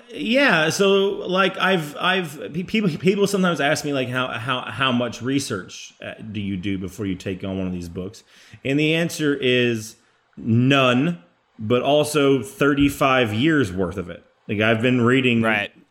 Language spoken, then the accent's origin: English; Texas, United States; as a Texan